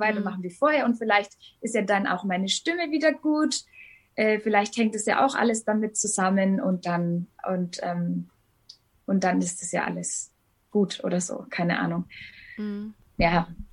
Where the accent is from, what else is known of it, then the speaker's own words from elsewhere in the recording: Hof, Bavaria, Germany; Ich komme aus Hof in Bayern ganz oben. An der Grenze zu Thüringen und Sachsen liegt es